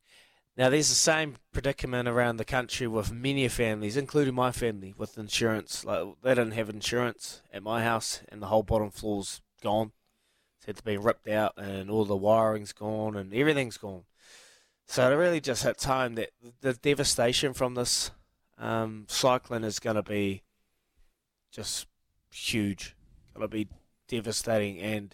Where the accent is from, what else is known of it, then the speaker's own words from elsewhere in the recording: New Zealand; that's why I love being a Kiwi, mate